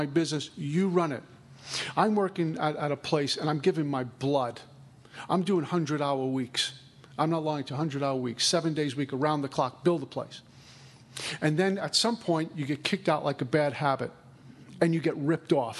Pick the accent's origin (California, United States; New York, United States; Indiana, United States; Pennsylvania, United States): New York, United States; moved away as an adult; now in Florida, United States; I'm from New York